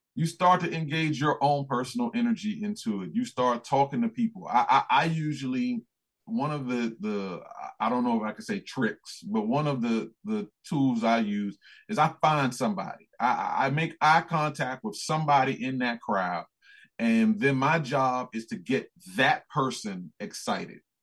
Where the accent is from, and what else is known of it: United States; accent: American